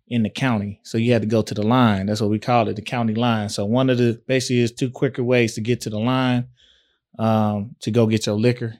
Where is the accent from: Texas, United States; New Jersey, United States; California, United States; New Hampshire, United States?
Texas, United States; Tyler; also born or lived in Fort Worth; I'm from West Side, West Tyler